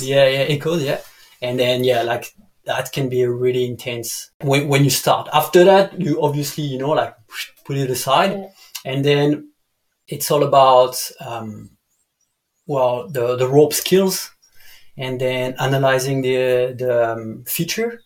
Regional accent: Dijon, Bourgogne-Franche-Comté, France; English is a second language; moved away as an adult; also born or lived in the Alps / Bali; I'm from Dijon

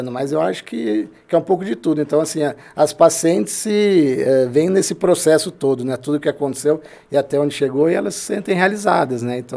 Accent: Limeira, São Paulo, Brazil; also born or lived in Campinas; Sou nascido em Campinas, né? Minha vida inteira morei aqui em Limeira.

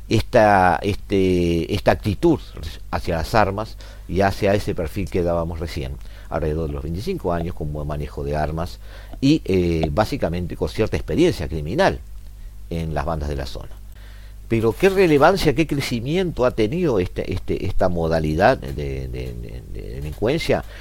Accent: Montevideo, Uruguay; nosotros como montevideanos, como uruguayos

